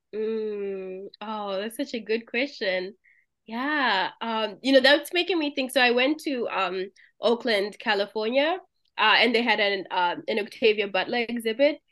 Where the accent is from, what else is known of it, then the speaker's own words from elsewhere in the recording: Zimbabwe; moved away; I'm from Zimbabwe, so our version of Kool-Aid is Jolly Juice